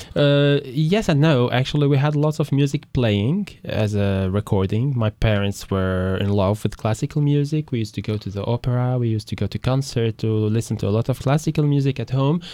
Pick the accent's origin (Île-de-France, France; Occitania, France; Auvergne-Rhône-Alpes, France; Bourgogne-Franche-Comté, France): Île-de-France, France; Paris; I'm raised in France, in Paris